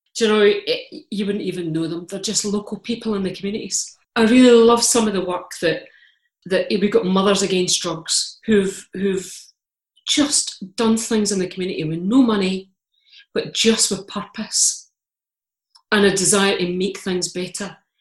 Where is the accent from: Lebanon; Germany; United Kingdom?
United Kingdom; Scotland; I'm Scottish. I'm Calvinist.